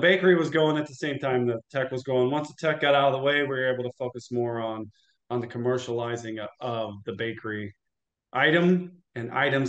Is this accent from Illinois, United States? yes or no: yes; Illinois, United States; also born or lived in St. Louis, Missouri; lived in Illinois, went to high school in Illinois